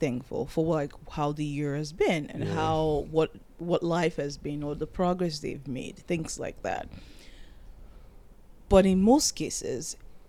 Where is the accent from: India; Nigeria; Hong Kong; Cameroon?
Nigeria; now in United States; being a Nigerian